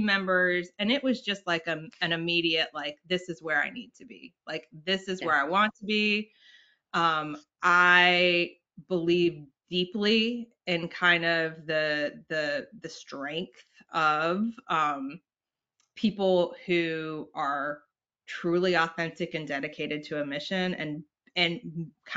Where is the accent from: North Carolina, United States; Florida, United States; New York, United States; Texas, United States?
North Carolina, United States; also born or lived in Richmond; I'm from North Carolina